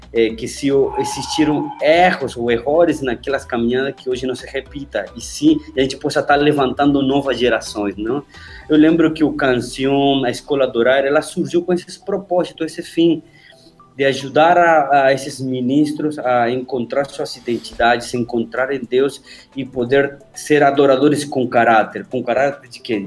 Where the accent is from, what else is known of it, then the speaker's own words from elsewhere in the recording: Argentina; moved away; also born or lived in Buenos Aires; eu vim aqui em Buenos Aires, pô, eu sou do interior, eu moro lá nas montanhas.